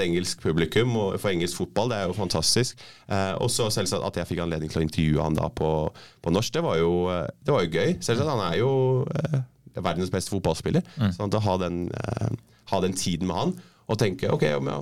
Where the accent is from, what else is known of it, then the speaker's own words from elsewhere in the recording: Norway; moved away as an adult; also born or lived in West London / Scotland / New Zealand; now in London, United Kingdom; den forhistorien vi har som nordmenn